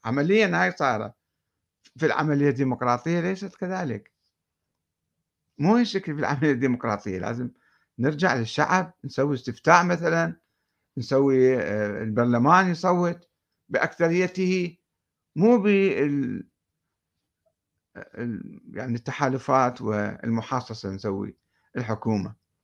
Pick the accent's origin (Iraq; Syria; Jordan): Iraq; عندنا بالعراق